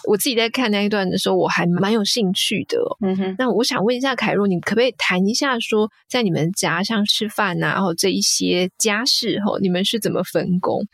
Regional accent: Taiwan; 我们台湾人

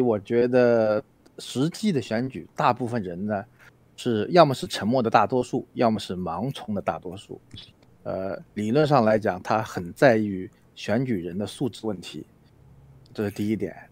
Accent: China; 我是大陆的

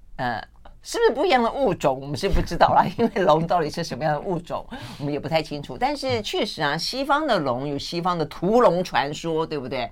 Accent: Tainan, Taiwan; 我像我们小时候在台南

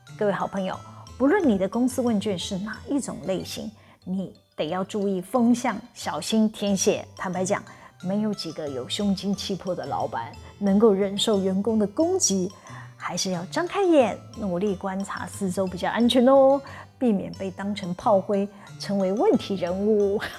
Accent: Taiwan; 像我们台湾人是不会诚实表达自己内心的想法

